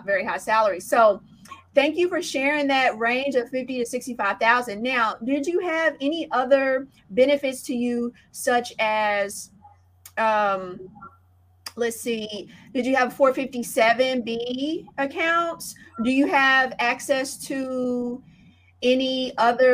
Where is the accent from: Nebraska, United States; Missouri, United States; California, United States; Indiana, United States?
Indiana, United States; Indianapolis; I grew up in Indianapolis, Indiana